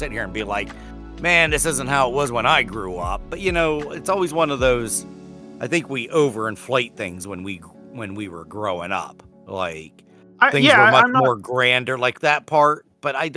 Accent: Curwensville, Pennsylvania, United States; growing up in Kerwinsville

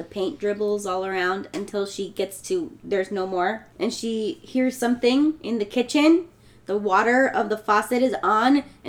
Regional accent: California, United States; I'm from California. We don't have attics.

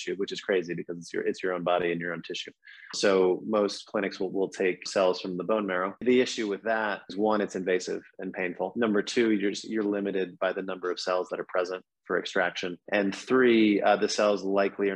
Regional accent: Boston, Massachusetts, United States; moved away as an adult; also born or lived in Philadelphia / New York; I'm from Boston originally

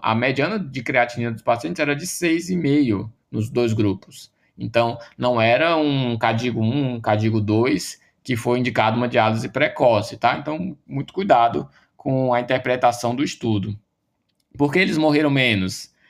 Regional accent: Ceará, Brazil; eu sou do Ceará, né, sou da UFC

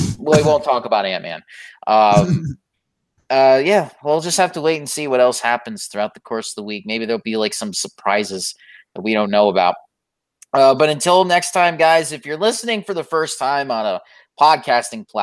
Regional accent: Florida, United States; accent: Southern; I've lived in Florida my entire life. Even though I have New York blood, I'm still a Southerner

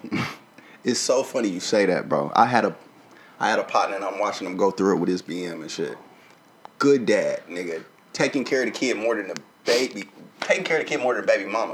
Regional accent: the South, United States; I grew up in the South

